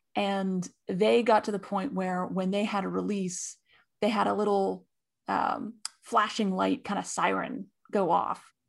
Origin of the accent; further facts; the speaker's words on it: California, United States; And I'm from California